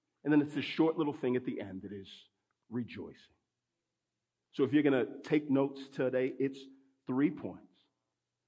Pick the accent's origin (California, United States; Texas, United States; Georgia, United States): Texas, United States; I grew up in Texas, so we used to go to the Texas State Fair